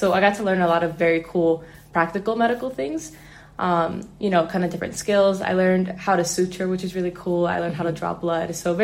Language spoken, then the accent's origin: English; Chicago, Illinois, United States; I'm from the Chicago area.